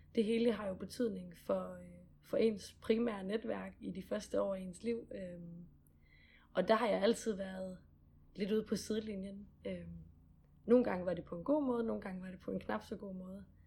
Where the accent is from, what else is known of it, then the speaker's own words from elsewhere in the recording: Gram, Southern Denmark, Denmark; Gram, hvor jeg kommer fra ja. i Sønderland.